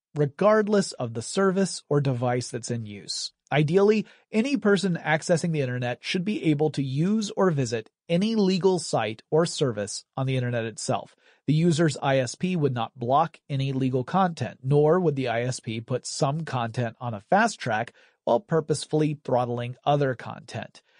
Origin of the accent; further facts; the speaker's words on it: Georgia, United States; That's a small town in my home state